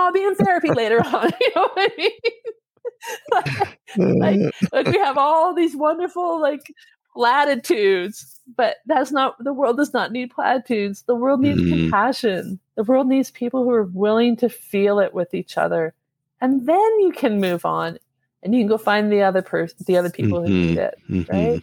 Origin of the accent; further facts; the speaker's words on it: Alberta, Canada; and I'm obviously from Alberta.